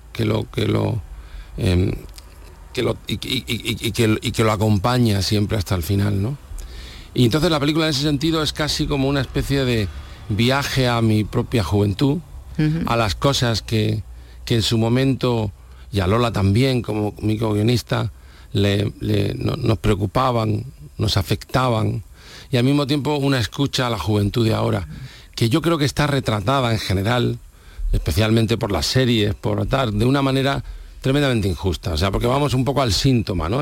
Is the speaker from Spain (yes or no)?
yes; Almería, Andalusia, Spain; Mi tierra es, esta. Y eh, soy de Almería